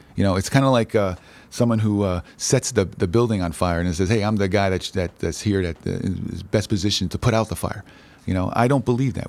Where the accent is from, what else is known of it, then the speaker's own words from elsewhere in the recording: New Haven, Connecticut, United States; I grew up in, uh, inner city, uh, New Haven, in the Hills section